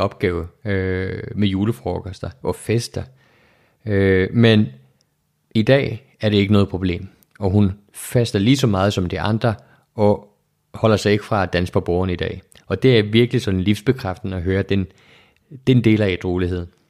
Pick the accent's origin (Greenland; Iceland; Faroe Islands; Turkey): Iceland; jeg er opvokset i Island